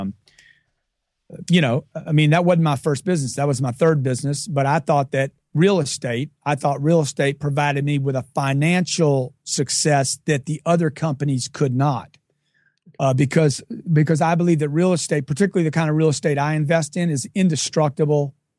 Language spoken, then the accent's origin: English; Lake Charles, Louisiana, United States; I grew up in Lake Charles, Louisiana from a, a lower middle class family